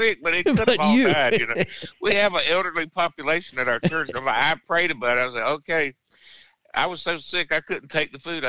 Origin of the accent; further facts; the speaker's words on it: Swainsboro, Georgia, United States; now in Garfield, United States; I'm from Swainsboro. It's from the county here